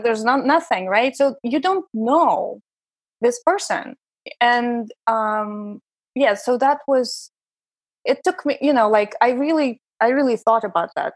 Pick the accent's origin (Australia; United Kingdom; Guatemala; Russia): Russia; Saint Petersburg; English is a second language; moved away as an adult; also born or lived in Prague, Czech Republic / Vienna, Austria / San Francisco Bay Area, United States; now in New York City, United States; I'm from Russia. My husband is originally from Los Angeles, but we met in Saint Petersburg, my hometown